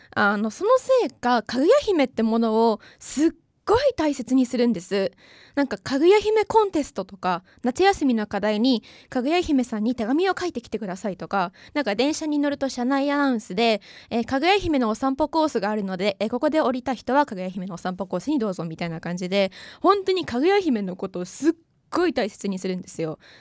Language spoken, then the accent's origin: Japanese; Fuji, Shizuoka, Japan; 私の地元は静岡県富士市というところなんですけど